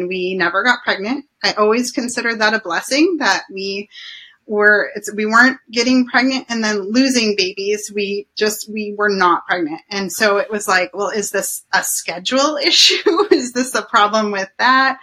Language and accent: English; Anchorage, Alaska, United States; I grew up in Anchorage